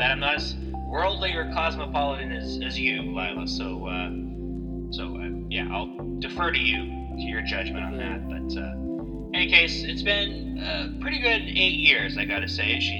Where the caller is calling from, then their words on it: Barrie, Ontario, Canada; I am calling from Barrie, Ontario.